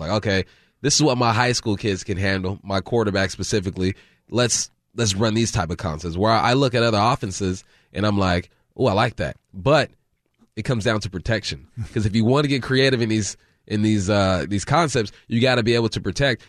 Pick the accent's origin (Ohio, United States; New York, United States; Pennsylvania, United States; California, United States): California, United States; moved away; I grew up in California, either Raiders or Niners